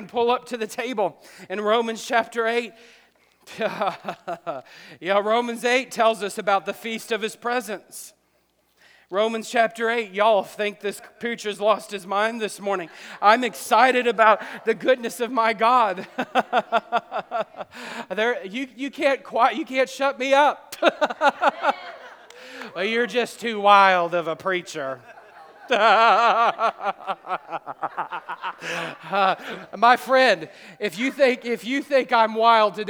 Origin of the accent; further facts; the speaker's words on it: the South, United States; We're from the South.